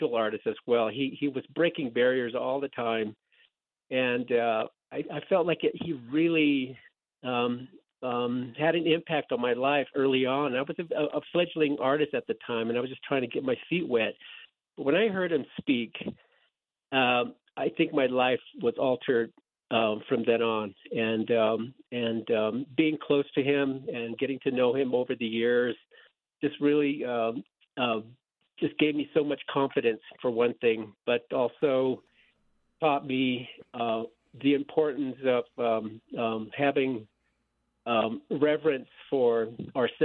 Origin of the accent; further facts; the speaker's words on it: Dulce, New Mexico, United States; I grew up in Dulce, New Mexico